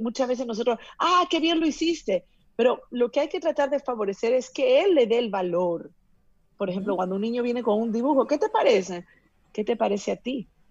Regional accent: Peru; yo que soy de Perú

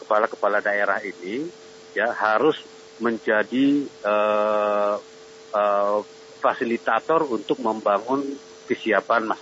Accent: Central Kalimantan, Indonesia; Iya, saya Dayak Ngaju dari Kalimantan Tengah. Baik. Asli putra Kalimantan.

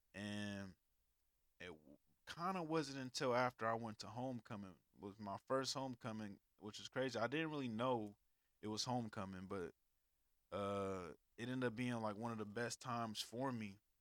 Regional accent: California, United States; moved away as an adult; also born or lived in Alabama; I was from California.

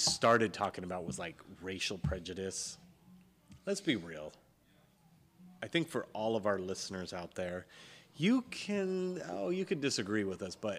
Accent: California, United States; accent: California; you're from California. How did you know? Because of your California accent.

